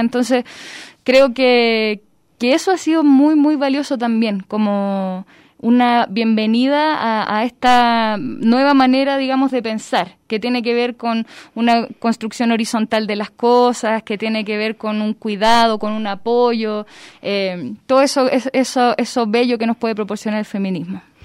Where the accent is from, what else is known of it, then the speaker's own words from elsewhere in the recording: Chile; now in Guadalajara, Mexico; soy chilena, llego a Guadalajara